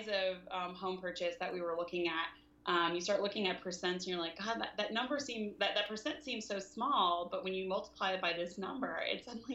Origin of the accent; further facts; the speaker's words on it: the South, United States; now in San Francisco, United States; I'm not from the West Coast. I'm from the South